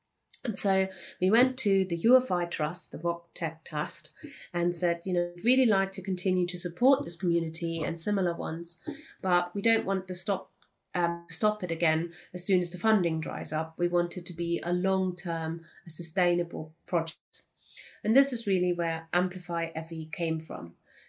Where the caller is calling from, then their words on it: Cardiff, Wales, United Kingdom; I'm joining you from Cardiff, where it isn't snowing today, but also definitely still in lockdown.